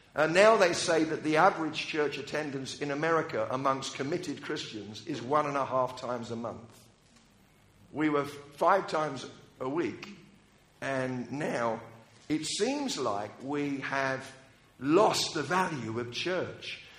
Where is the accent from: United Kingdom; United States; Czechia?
United Kingdom; I'm British